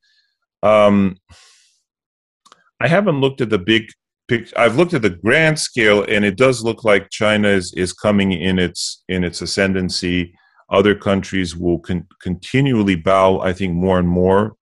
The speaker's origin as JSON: {"language": "English", "country": "Bulgaria", "tie": "born or raised there", "also_born_or_lived": "United States", "moved": "yes", "said": "I grew up in communism. I was born in the States, but my family moved us back to Bulgaria for a number of years. So I lived it"}